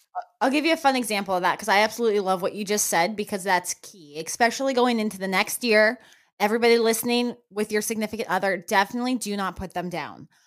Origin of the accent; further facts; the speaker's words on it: New Mexico, United States; now in Florida, United States; I grew up in New Mexico where that was a very, very common thing